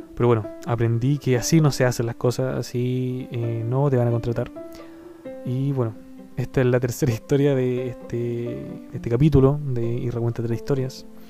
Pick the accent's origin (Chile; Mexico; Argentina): Chile; Chile, de donde soy yo